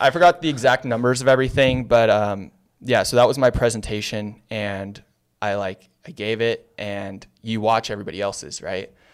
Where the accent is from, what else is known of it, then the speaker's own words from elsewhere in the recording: San Diego, California, United States; also born or lived in Santa Monica; I'm originally from San Diego.